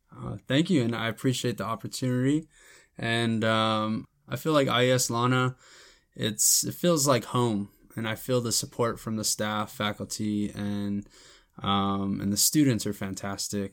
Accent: United States; growing up, I always just considered myself Mexican-American or Chicano.

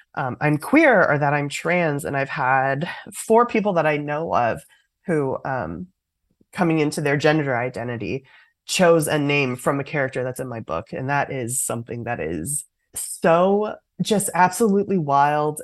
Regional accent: Oakland, California, United States; growing up in Oakland, California

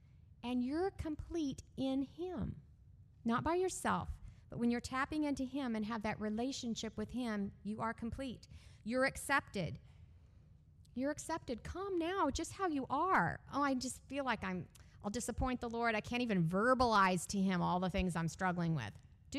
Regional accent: California, United States; born there; also born or lived in Texas / Illinois / Canada / Georgia; I was born in California. I moved constantly growing up. I lived four places: California, Texas, Illinois, Canada, Georgia, South Carolina.

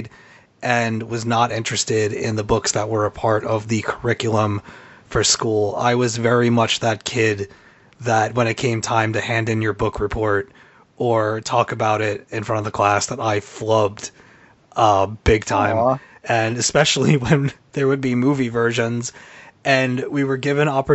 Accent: United States; my home country of America

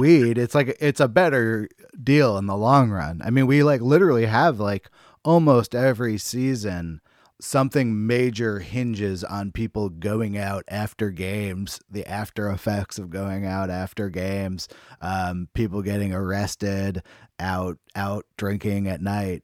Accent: Bay Area, California, United States; I'm from the Bay Area

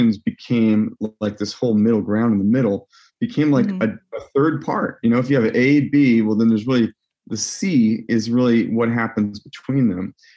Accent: Virginia, United States; I grew up in Virginia, so definitely not as cultured a place in terms of music as, you know, someplace in New York or like Los Angeles

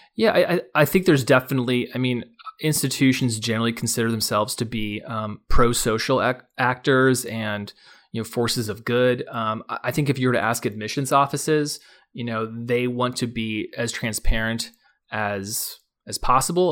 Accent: Palo Alto, California, United States; I grew up near Stanford University, um, Palo Alto, California

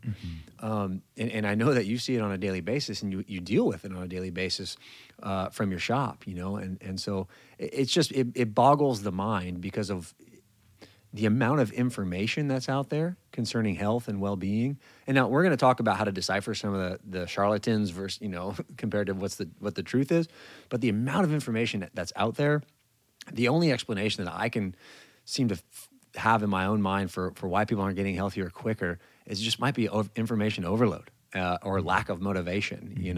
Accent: California, United States; moved away as an adult; I'm from California

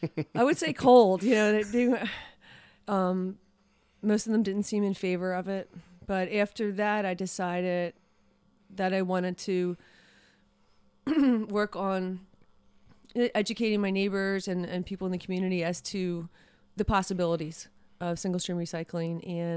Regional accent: Broomall, Pennsylvania, United States; So I grew up in Broomall.

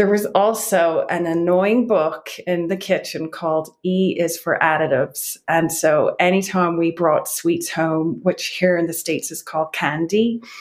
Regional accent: Wicklow, County Wicklow, Ireland; accent: Irish; moved away as an adult; now in Boulder County, Colorado, United States; I'm from a small town in County Wicklow called Wicklow Town. And I moved over here to Boulder County, Colorado when I was 25

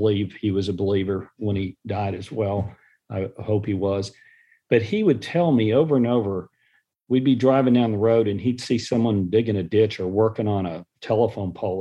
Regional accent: Dallas, Texas, United States; born or raised there; also born or lived in San Antonio, Texas

